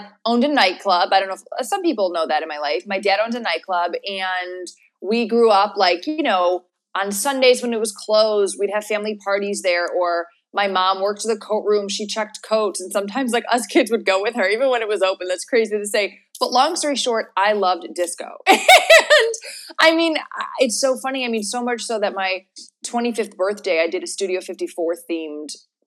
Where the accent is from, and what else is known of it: Chicago, Illinois, United States; born or raised there; also born or lived in Palm Springs / Orange County; now in Los Angeles, United States